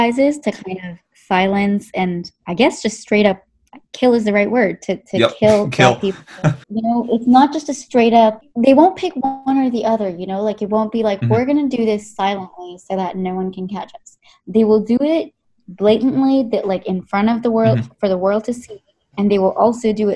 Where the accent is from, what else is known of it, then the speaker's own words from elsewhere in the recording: India; moved away as an adult; now in Canada; I'm from India, but I've been in Canada for 10 years.